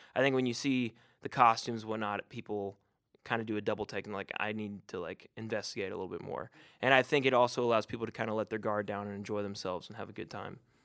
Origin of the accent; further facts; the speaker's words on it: Chattanooga, Tennessee, United States; my hometown